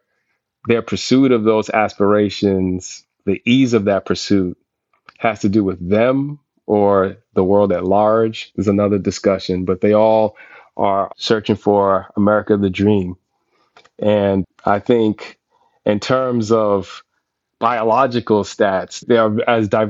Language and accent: English; Boston, Massachusetts, United States; moved away; also born or lived in Brooklyn, New York / Harlem, New York / Bronx, New York; my hometown as well in Boston